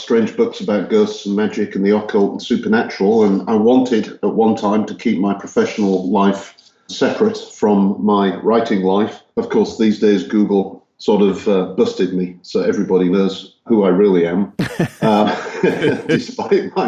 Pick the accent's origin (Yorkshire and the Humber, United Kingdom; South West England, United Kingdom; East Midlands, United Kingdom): Yorkshire and the Humber, United Kingdom; Hull; born or raised there; moved away as an adult; also born or lived in Texas, United States; now in Czech Republic